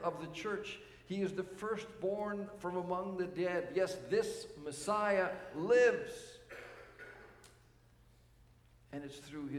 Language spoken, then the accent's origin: English; Canada; as Canadian citizens